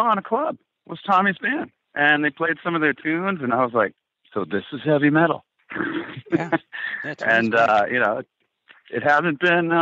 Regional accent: New York, United States; now in Los Angeles, United States; I grew up in New York around Broadway, and I got exposed to all that at a young age

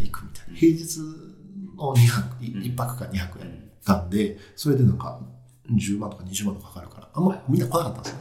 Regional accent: Japan; moved away as an adult; also born or lived in South Korea / United States / China; 日本で高校まで行ってたんですけど、うん、そこから10年間海外なんですよ

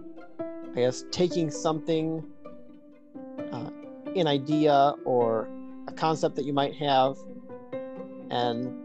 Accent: Medina, Ohio, United States; I'm from Medina, Ohio

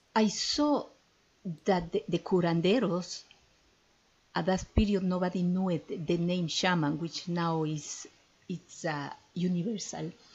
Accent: Ecuador; I am from Ecuador and I fell in love with my with my country since I born there

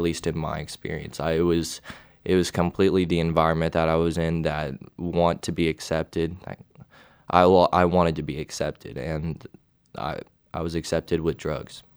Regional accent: Knoxville, Tennessee, United States; I'm from Knoxville, Tennessee

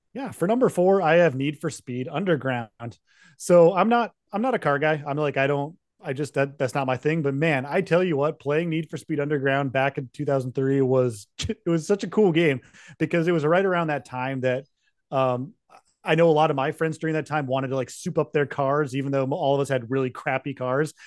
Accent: Utah, United States; I grew up in Utah, so I grew up snowboarding

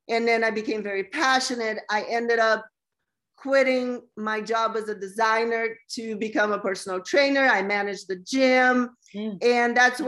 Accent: Brazil; moved away as an adult; also born or lived in Los Angeles, United States / San Diego, United States; now in United States; I'm originally from Brazil, and I moved to the U.S. when I was 20 to go to fashion school in L.A.

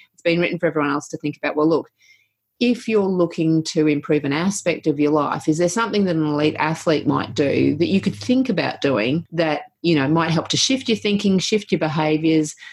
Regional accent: Sunshine Coast, Queensland, Australia; I grew up on the Sunshine Coast

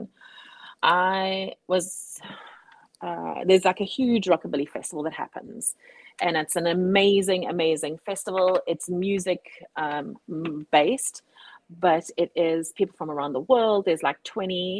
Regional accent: South Africa; now in Cape Town, South Africa; I'm a South African

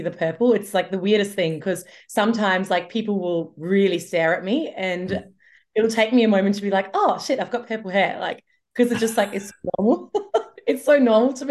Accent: Germany; moved away; I grew up in Germany

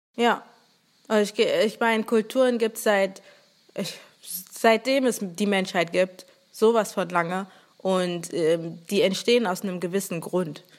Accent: Germany; Ich war auch echt nicht oft in Nigeria, bin komplett hier aufgewachsen

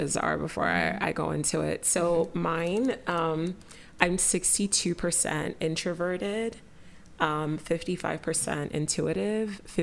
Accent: Nigeria; I'm Nigerian and, like, growing up, like, I was in church a lot

